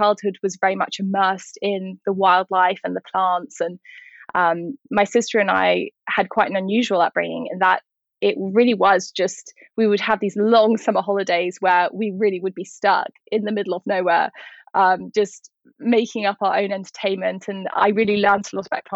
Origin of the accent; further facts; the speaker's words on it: County Wicklow, Ireland; I grew up in County Wicklow, which is down in the south of Ireland